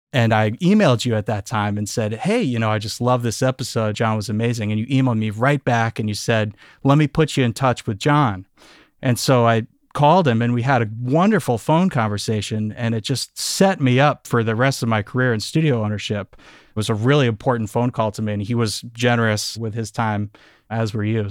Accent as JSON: {"language": "English", "town": "Amherst", "region": "Massachusetts", "country": "United States", "tie": "born or raised there", "said": "I grew up just outside of Amherst, Massachusetts, so we're in the western part of the state"}